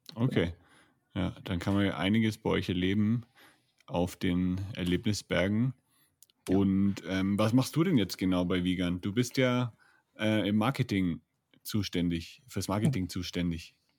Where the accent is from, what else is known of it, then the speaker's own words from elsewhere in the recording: Franconia, Bavaria, Germany; moved away; Ich bin ja aus Franken